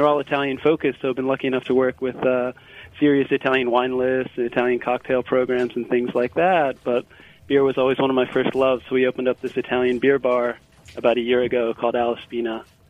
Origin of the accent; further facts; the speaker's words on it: Northern Ireland, United Kingdom; moved away as an adult; now in Philadelphia, United States; But I was born and raised in Northern Ireland, moved out to the States in 92